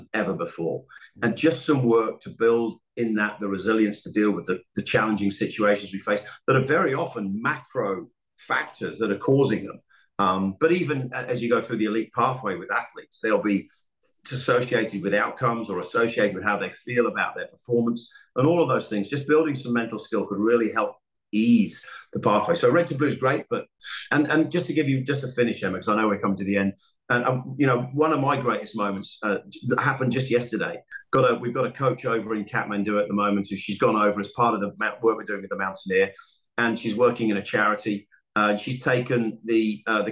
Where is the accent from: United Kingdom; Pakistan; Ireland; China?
United Kingdom; England; I'm English